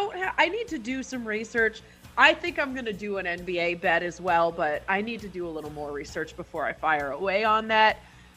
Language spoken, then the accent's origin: English; Canada; Even though I'm Canadian, it seems like the thing to do.